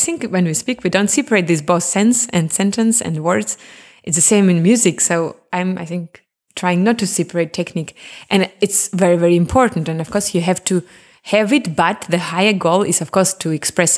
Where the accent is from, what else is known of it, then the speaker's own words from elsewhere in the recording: Crimea, Ukraine; English is a second language; now in Germany; Because when I'm from Crimea, we have a lot of sun. We have really similar nature. When I came to Germany, no sun, a bit gray, too north. It was hard for me.